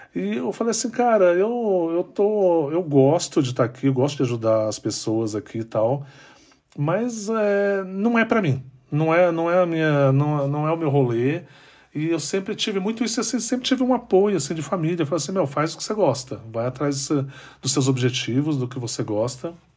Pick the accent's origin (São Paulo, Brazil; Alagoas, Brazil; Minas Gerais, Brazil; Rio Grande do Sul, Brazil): São Paulo, Brazil; São José dos Campos; Eu, eu nasci em São José dos Campos, eu não nasci em São Paulo